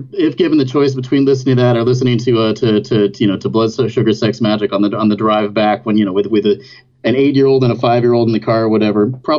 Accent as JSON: {"language": "English", "area": "Hudson Valley", "region": "New York", "country": "United States", "tie": "born or raised there", "also_born_or_lived": "Ithaca / California", "moved": "yes", "said": "so I didn't grow up in Ithaca. I grew up in the Hudson Valley at a time before the internet, before it was the place where people moved up from the city and all of that. So small town, farm town, really, you know, quiet, sleepy"}